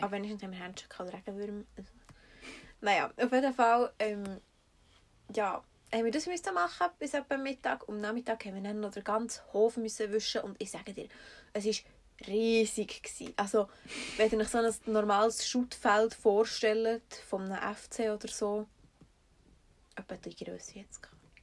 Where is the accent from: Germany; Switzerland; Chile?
Switzerland; wir kommen so aus Schweizer Durchschnittsbürgerfamilie